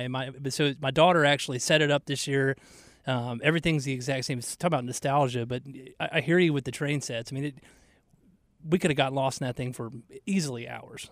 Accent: Atlanta, Georgia, United States; now in Charlotte, United States; growing up in Georgia, like we would never get snow. I mean, you get snow sometimes in North Carolina and Charlotte, but we, I mean, in Atlanta, we never got snow

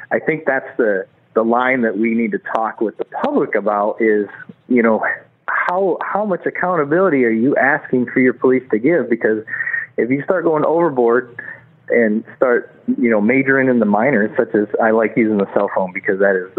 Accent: Flint, Michigan, United States; as a kid growing up in Flint

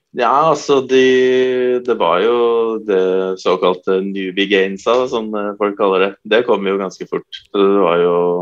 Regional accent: Nittedal, Akershus, Norway; Jeg er jo egentlig fra Nittedal, men det er jo Eh, halv, eller sju minutter unna Oslo

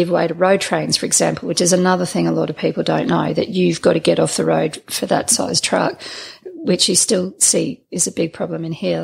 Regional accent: North Stradbroke Island, Queensland, Australia; we moved from the city to Stradbroke Island. So I grew up on North Stradbroke Island

